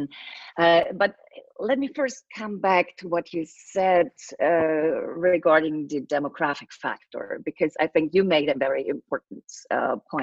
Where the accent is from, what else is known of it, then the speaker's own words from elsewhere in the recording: Thuringia, Germany; the president of the tax office in my hometown in Thuringia.